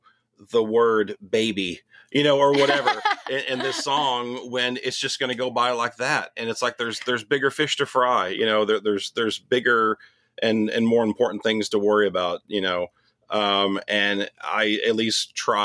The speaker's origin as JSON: {"language": "English", "town": "Irving", "region": "Texas", "country": "United States", "tie": "born or raised there", "also_born_or_lived": "Nashville, Tennessee", "moved": "as an adult", "said": "I was born in Irving, born and raised in Irving."}